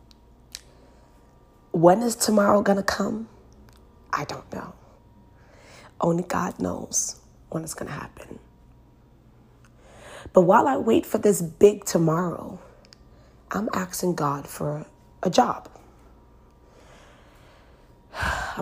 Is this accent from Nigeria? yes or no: yes; Nigeria; Nigerians, I'm Nigerian